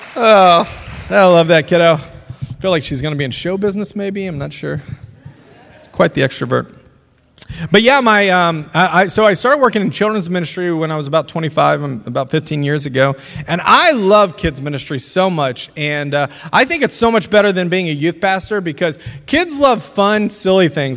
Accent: Louisiana, United States; now in Lawrence, United States; I grew up in Louisiana

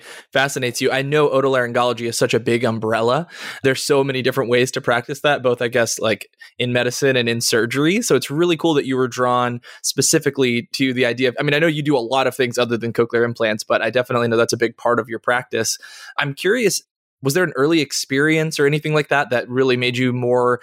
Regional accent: Virginia, United States; we're both from Virginia

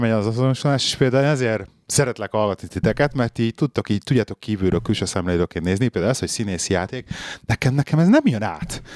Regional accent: Budapest, Hungary; moved away as an adult; also born or lived in London; now in Birmingham, United Kingdom; én pesti gyerek vagyok, ott nőttem fel Pesten, 6. kerületbe, belvárosba, 21 éves koromig ott laktam

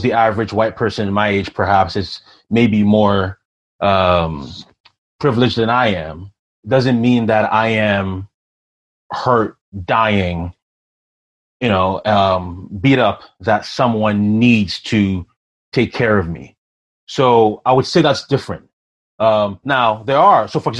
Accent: Ghana; now in Canada; I'm from Ghana originally

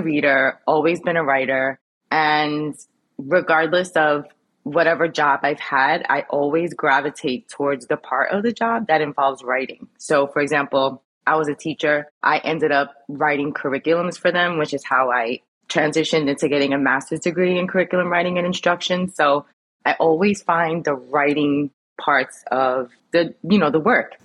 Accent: New York City, New York, United States; moved away as an adult; also born or lived in Brooklyn / Lower East Side, Manhattan; now in Jersey City, United States; I was raised in Queens

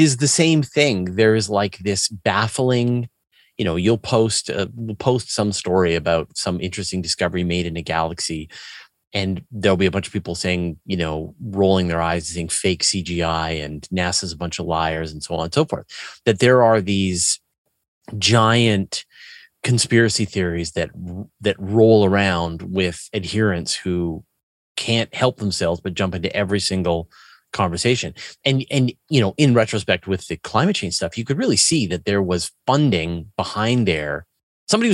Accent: Canada; me being Canadian

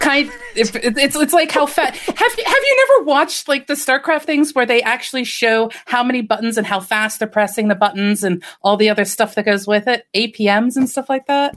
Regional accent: United States; as an American

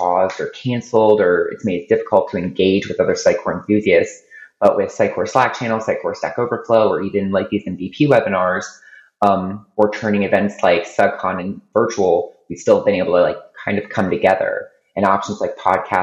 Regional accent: Ohio, United States; now in Tampa, United States; I live in Tampa, Florida, but I'm originally from Ohio

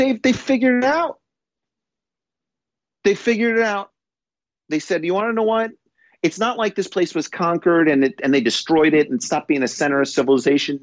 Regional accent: New York, United States; now in London, United Kingdom; being a New Yorker

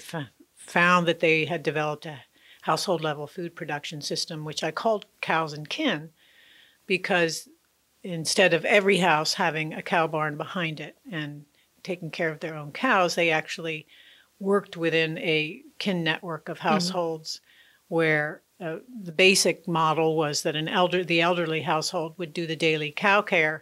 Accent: United States; I came from the United States where the idea of that is at least exists

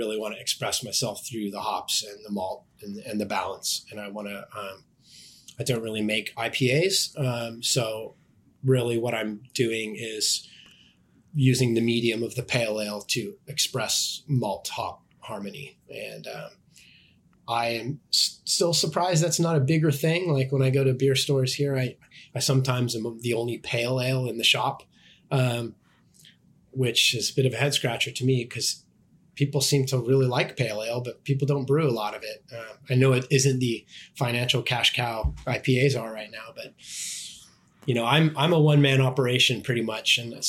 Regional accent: West Coast, United States; And then I also blended a West Coast strain because I'm from the West Coast

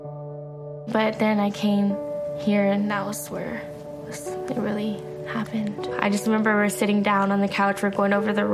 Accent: Austin, Texas, United States; also born or lived in Cuero, Texas; I'm 17 and I'm from South Austin

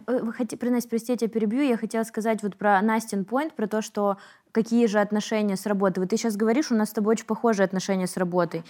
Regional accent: Yaroslavl, Yaroslavl Oblast, Russia; мы с Вероничкой из Ярославля

